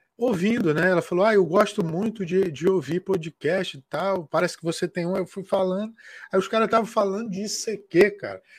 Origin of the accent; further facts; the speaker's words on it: Acre, Brazil; que eu sou do Acre